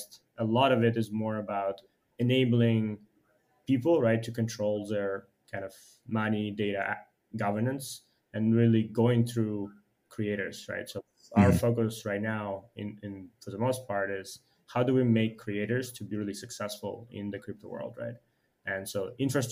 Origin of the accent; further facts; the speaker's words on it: Ukraine; moved away as an adult; also born or lived in United States; now in Shanghai, China; I'm originally from Ukraine, have been like engineer by training, have moved to US about 10 years ago